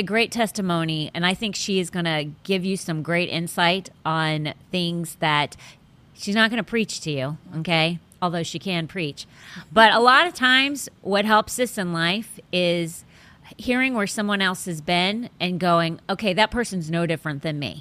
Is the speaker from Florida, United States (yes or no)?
yes; Sarasota, Florida, United States; I'm from Florida. I was from here, actually, born in Sarasota